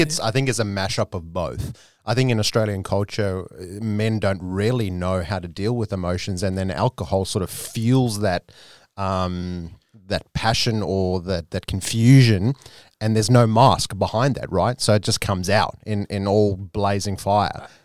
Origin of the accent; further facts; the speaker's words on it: South Africa; South Africans do tend to drink, but my, my family in particular is, is quite conservative. So I've grown up with my dad just having one beer on occasion